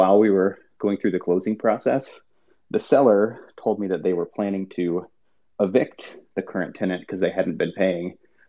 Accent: Madison, Wisconsin, United States; I'm from Madison, Wisconsin.

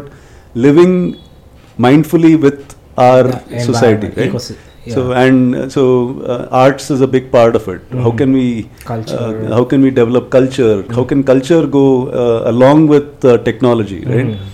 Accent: Udupi, Karnataka, India; first language Konkani; English is a second language; moved away; I grew up in Udupi

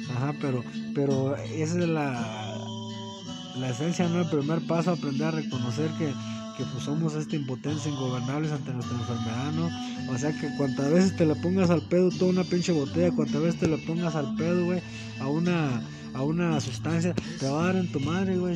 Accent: Mexico; Somos mexicanos.

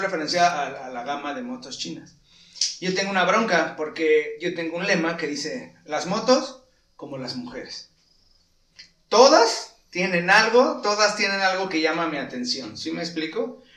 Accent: Morelos, Mexico; como mexicano como morelense

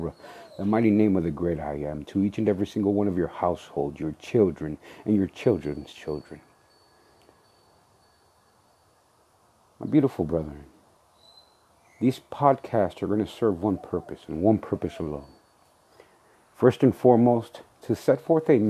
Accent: San Antonio, Texas, United States; I'm the man from San Antonio, Texas

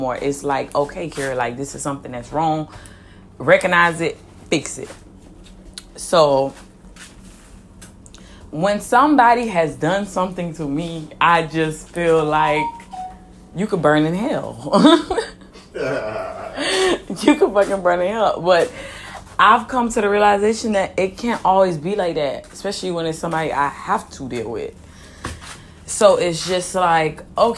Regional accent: Miami, Florida, United States; I'm from Miami, Florida, born and raised

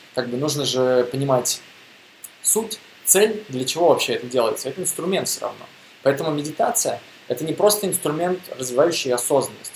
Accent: Russia; я из России

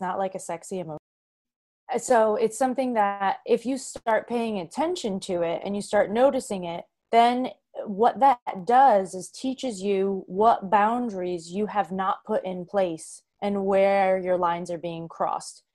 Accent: Boston, Massachusetts, United States; moved away; also born or lived in New York City; I was from Boston

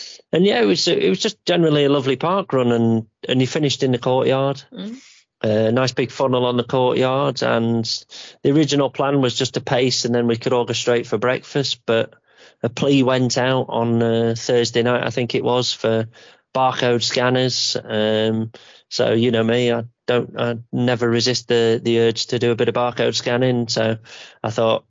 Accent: Yorkshire and the Humber, United Kingdom; we're from Yorkshire

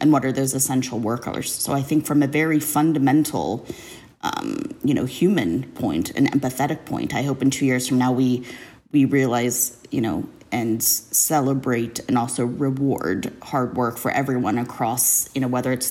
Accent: Southern California, United States; I'm from Southern California

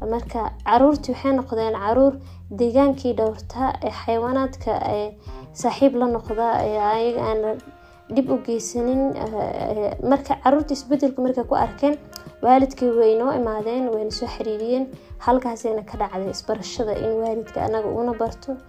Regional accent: Mogadishu, Banaadir, Somalia; born or raised there

